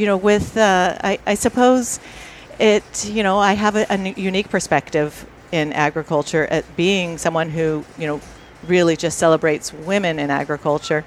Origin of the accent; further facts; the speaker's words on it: Seattle, Washington, United States; I'm from Seattle, Washington